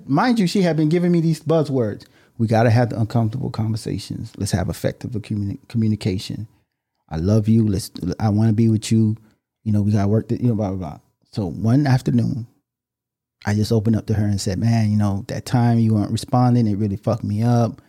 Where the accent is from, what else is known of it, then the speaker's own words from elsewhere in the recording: Miami, Florida, United States; We're from Miami